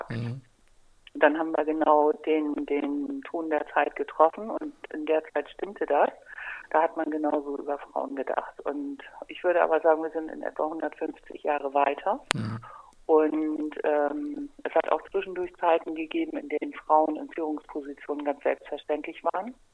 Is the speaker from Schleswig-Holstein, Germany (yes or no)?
yes; Kiel, Schleswig-Holstein, Germany; wie gesagt, ich komme aus dem Norden dieses wunderbaren Landes. Ich komme aus Kiel